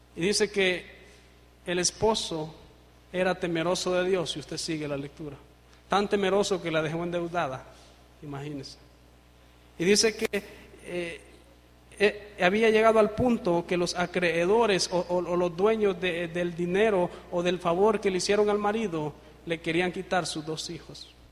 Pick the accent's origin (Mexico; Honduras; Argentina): Honduras; soy de Honduras, el país cinco estrellas